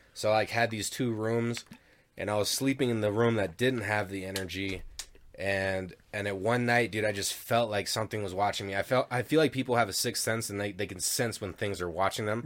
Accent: Denver, Colorado, United States; also born or lived in Parker, Colorado; I grew up in Denver, and then we moved out to East Parker, like, ten miles east of Parker

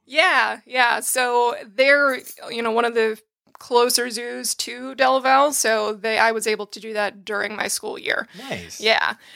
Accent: North Attleboro, Massachusetts, United States; moved away; also born or lived in Pennsylvania; I am from North Attleboro, Massachusetts, and I went to school in Pennsylvania

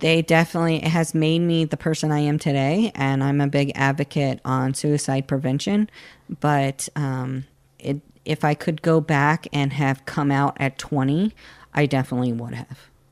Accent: Florida, United States; I grew up in a, uh, and still live in a very conservative area in Florida

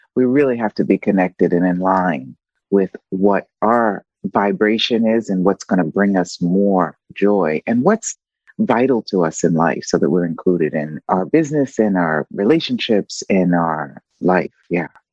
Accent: United States; moved away as an adult; now in Italy; I'm living um, outside of the US, right? Um, but of course, I'm still a US citizen

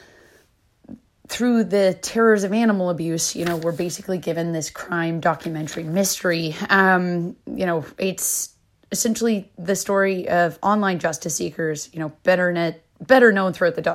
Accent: Canada; moved away; I'm Canadian

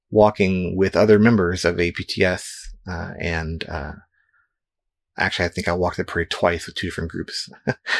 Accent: San Antonio, Texas, United States; when I was growing up in San Antonio, Texas

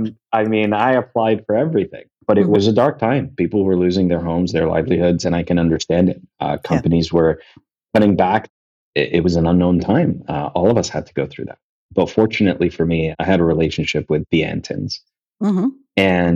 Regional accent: Kuwait; I grew up in Kuwait. It's where I'm from. It's where my family's from.

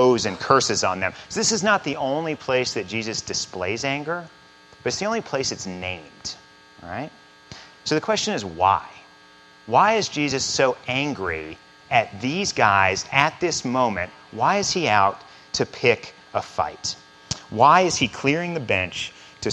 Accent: central Missouri, United States; moved away as an adult; also born or lived in Chicago; I grew up in central Missouri

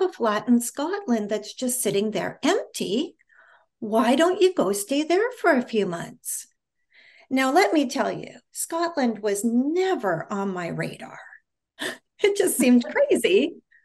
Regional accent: Canada; moved away as an adult; now in United States; I'm originally from Canada. For those of you that don't know, I now live in the United States

